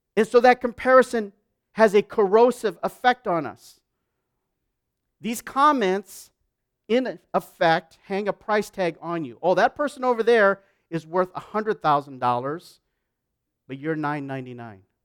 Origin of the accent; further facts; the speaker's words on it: United States; also born or lived in Canada; I'm an American, so I, and Canadian, but I'm an, an American.